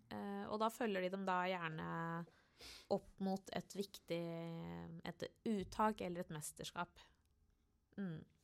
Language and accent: Norwegian; Oslo, Norway; På Torshov i Oslo